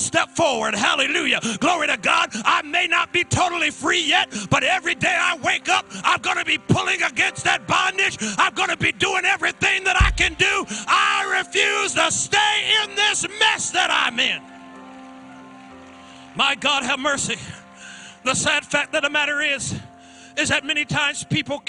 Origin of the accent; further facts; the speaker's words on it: Springfield, Massachusetts, United States; growing up in Springfield, Mass.